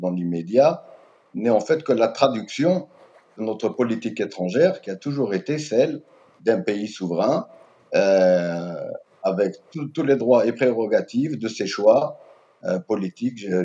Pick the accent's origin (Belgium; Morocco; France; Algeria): Algeria; en tant qu'Algérien, je peux tout de suite vous dire que mon pays est très jaloux de sa souveraineté politique, économique, géostratégique.